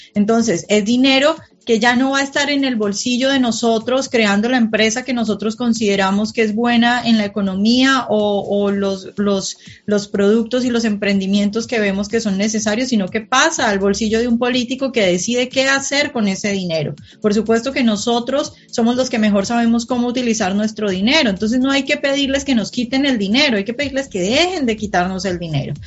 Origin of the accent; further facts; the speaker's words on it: Colombia; now in Washington, United States; yo vivo en Washington, pero soy colombiana